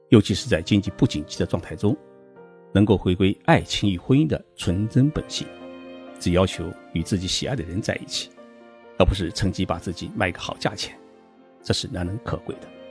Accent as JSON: {"language": "Chinese", "country": "China", "said": "按照我们中国人的概念"}